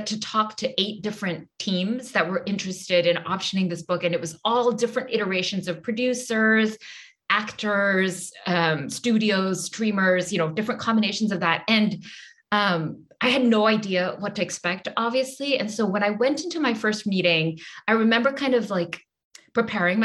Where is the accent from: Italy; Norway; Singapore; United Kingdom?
Singapore; now in United States; I grew up in Singapore.